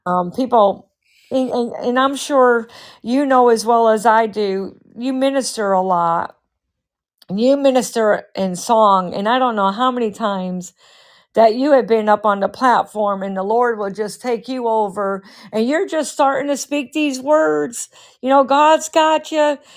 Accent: Massachusetts, United States; We were raised in Massachusetts

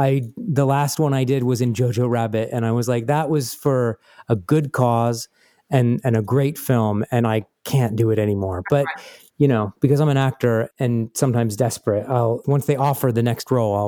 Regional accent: United States; everyone can pretty much tell that I'm an American.

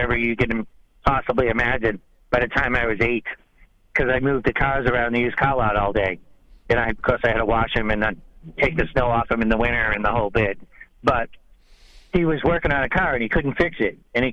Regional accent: New England, United States; I'm from New England

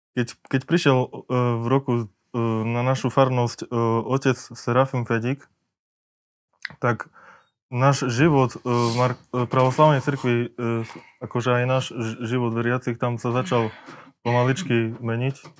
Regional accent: Markovce, Košice Region, Slovakia; Takže ja pochádzam z dediny Markovce. E, svoje detstvo som prežil v tej dedine, E, tam som sa narodil

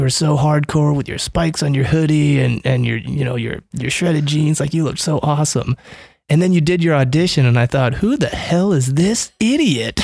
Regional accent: Omaha, Nebraska, United States; Born and raised here in Omaha, Nebraska

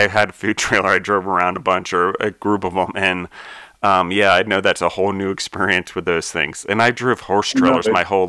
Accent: Maryland, United States; now in Denver, United States; I grew up in Maryland, and my parents had a horse farm

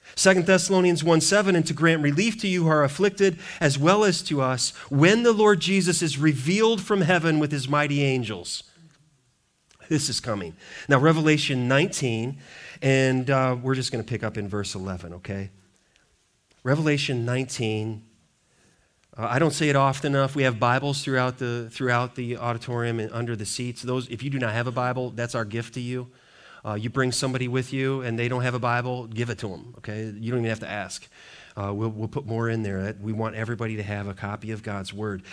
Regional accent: Montana, United States; moved away; I grew up in Montana

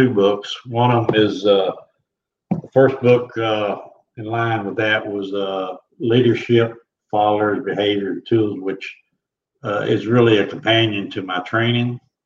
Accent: Oklahoma, United States; I'm from Oklahoma. I was born and raised.

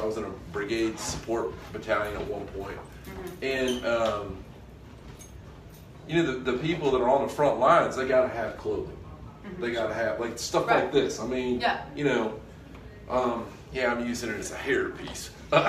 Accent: Eglin, Florida, United States; Well, I grew up on Eglin, so I've heard a lot of bombs.

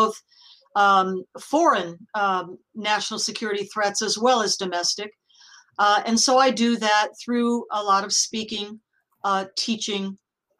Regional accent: United States; I'm speaking as an American

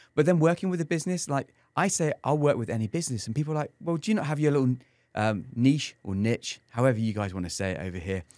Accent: England, United Kingdom; now in San Antonio, United States; as an Englishman here in San Antonio, my USP is the fact that I'm English

